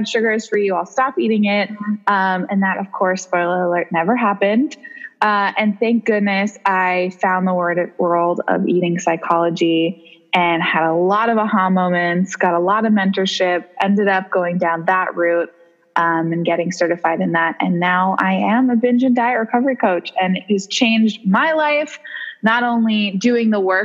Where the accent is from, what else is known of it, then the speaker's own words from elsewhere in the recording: New York City, New York, United States; also born or lived in San Francisco; I'm born and raised in New York City. Love to live here.